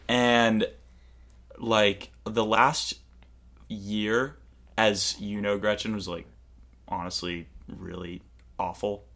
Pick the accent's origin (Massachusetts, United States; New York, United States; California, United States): Massachusetts, United States; Cape Cod; I'm from Cape Cod. Massachusetts.